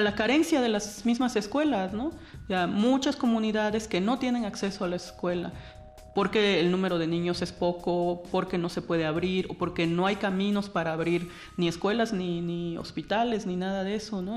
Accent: Juchitán, Oaxaca, Mexico; Yo nací en Juchitán, Oaxaca

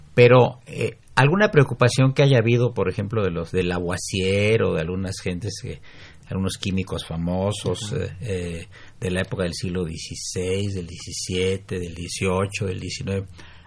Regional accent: Mexico City, Mexico; se, inundaba el centro de la ciudad. Ahí Pino Suárez y cerca del Zócalo se inundaba

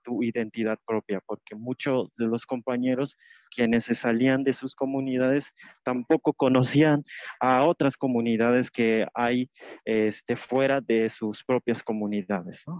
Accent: Tenejapa, Chiapas, Mexico; Spanish is a second language; now in Mexico City, Mexico; allá en Chiapas, en Tenejapas, tiene un español que donde pues le llamamos de distinta forma a una cosa

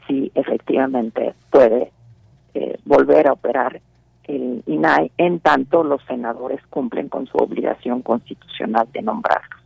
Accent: Mexico; aquellos que somos mexicanos

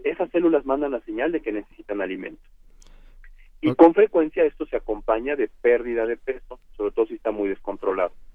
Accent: Mexico; en México por definición somos hispanos

